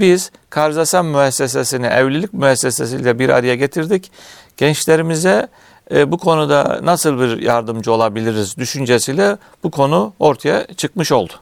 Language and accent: Turkish; Bolvadin, Afyonkarahisar, Turkey; bin dokuz yüz altmış beş Afyon Bolvadin, e, doğumluyum.